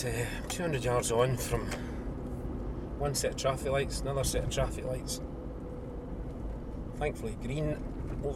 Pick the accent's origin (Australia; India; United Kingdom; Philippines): United Kingdom; Dumbarton, Scotland; I was born and brought up in Dumbarton, and I escaped and was never caught. I left when I was about 19 or 20